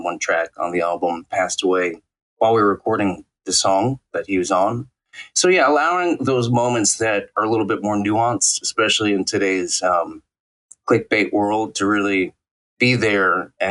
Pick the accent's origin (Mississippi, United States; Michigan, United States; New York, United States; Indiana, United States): New York, United States; New York City; born or raised there